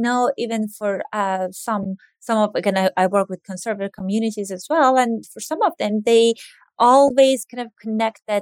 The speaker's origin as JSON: {"language": "English", "country": "Iran", "tie": "born or raised there", "moved": "yes", "lives_now": "United States", "said": "I grew up in Iran, and Iranian American"}